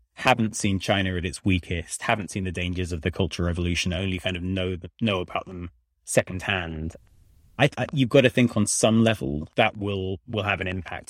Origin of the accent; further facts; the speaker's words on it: United Kingdom; moved away as an adult; now in Washington, D.C., United States; I'm a British person in D C